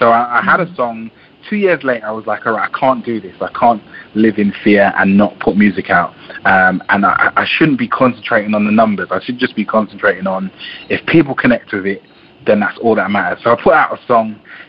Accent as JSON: {"language": "English", "region": "London", "country": "United Kingdom", "tie": "born or raised there", "also_born_or_lived": "Jamaica", "said": "I was born in Jamaica. I grew up in a part of London which not many good things come out of."}